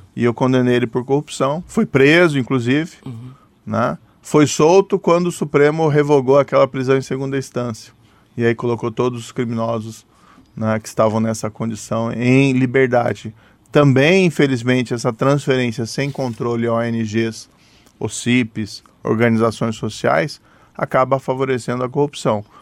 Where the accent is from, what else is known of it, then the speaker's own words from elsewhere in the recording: Maringá, Paraná, Brazil; sou do interior do Paraná, sou de Maringá